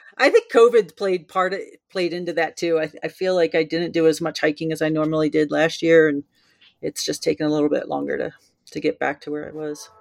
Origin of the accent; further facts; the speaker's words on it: New Jersey, United States; moved away as an adult; now in Colorado, United States; I grew up in New Jersey